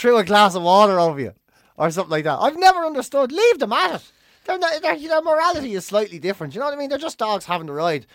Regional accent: Ireland; being Irish growing up

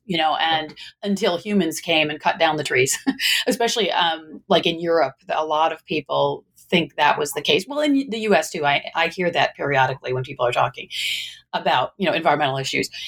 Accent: Michigan, United States; now in Northern California, United States; I I was originally from the Midwest, from Michigan

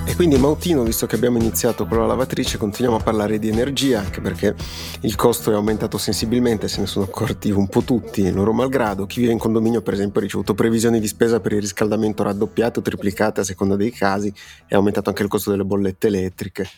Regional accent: Piedmont, Italy; siamo piemontesi entrambi

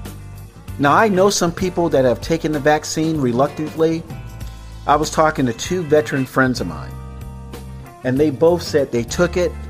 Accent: Tampa, Florida, United States; also born or lived in Miami / Dania Beach / Opa-locka; Florida, my home state, by the way, born and raised in Tampa, lived in Miami, Dania Beach, Opa-locka as a kid, temporarily

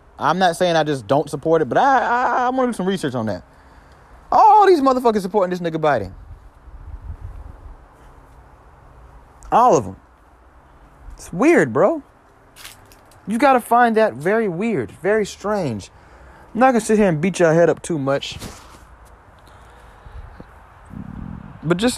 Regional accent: New York, United States; now in Georgia, United States; I was born in New York and I live in Georgia

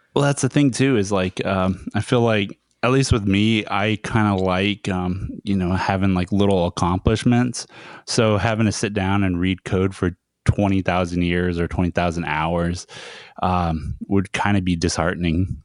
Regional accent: Browning, Montana, United States; my hometown, uh, Browning in Montana

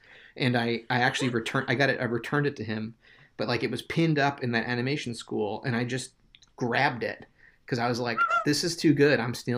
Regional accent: New York, United States; also born or lived in New Jersey; So I left South Jersey. I grew up kind of in the New York suburbs before we moved to South Jersey. So I had memories of New York City as a kid

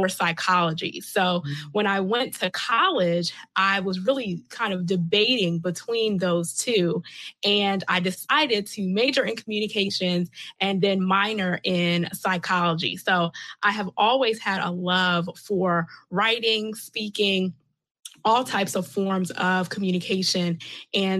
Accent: Catonsville, Maryland, United States; now in Columbia, United States; I was born and raised in Baltimore County in Catonsville.

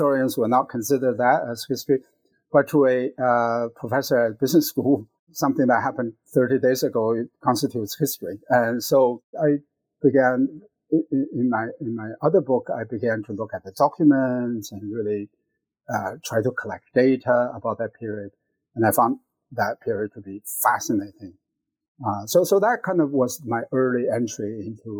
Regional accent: China; moved away; I grew up in China, and I happened to be in China around Tiananmen, June 4th, and I was working at the World Bank at that time.

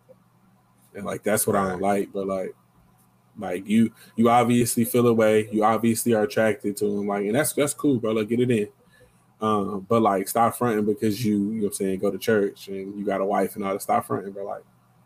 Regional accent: Lawton, Oklahoma, United States; we grew up in Lawton

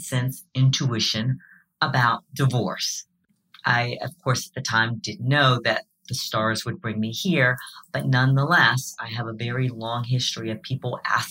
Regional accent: South Carolina, United States; So I'm a Southerner. I'm from South Carolina

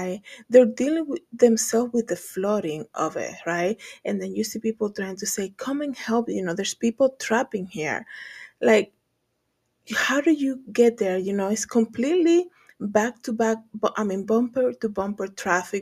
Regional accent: Dominican Republic; moved away; when I was living there, growing up in the Dominican Republic

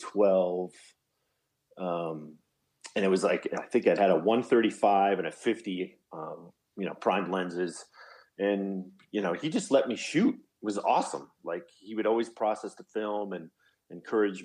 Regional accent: Colorado, United States; moved away as an adult; also born or lived in Arizona; Born and raised in Colorado. I'm back home.

